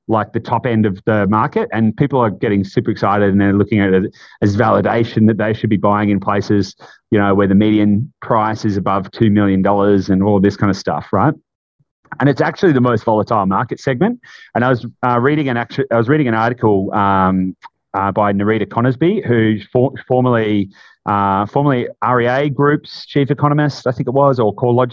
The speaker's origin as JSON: {"language": "English", "area": "Latrobe Valley", "region": "Victoria", "country": "Australia", "tie": "born or raised there", "said": "I grew up in Latrobe Valley, grew up in a tiny country town"}